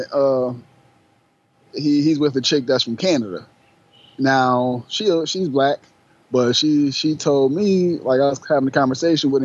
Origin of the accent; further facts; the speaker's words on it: Buffalo, New York, United States; I'm from Buffalo, New York myself